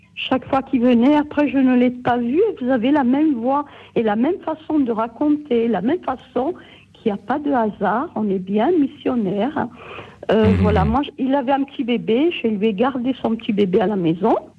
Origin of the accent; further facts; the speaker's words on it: Corsica, France; je suis corse